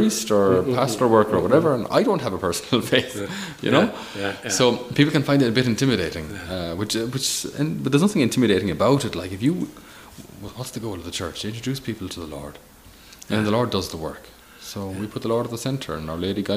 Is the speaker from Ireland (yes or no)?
yes; Ireland; As an Irish person